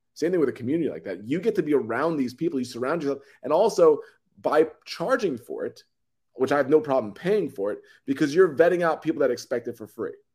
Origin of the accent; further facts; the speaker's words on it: New York City, New York, United States; I come from New York. I'm, I'm originally from Long Island in Queens